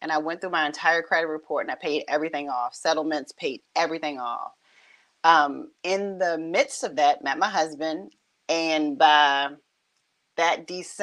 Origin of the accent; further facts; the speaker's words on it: Richmond, Virginia, United States; I grew up and born and raised kind of in the same area. I'm right here in Southside, Richmond, Virginia